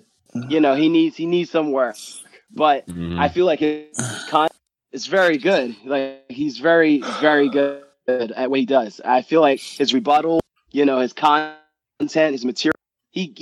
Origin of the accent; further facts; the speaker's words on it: New York City, New York, United States; I'm from New York City